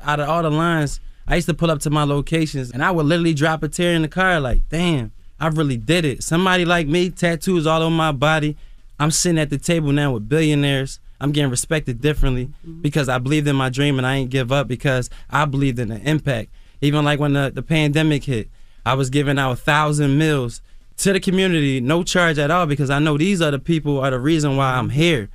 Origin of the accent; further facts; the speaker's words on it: Philadelphia, Pennsylvania, United States; now in Atlanta, United States; I come from West Philly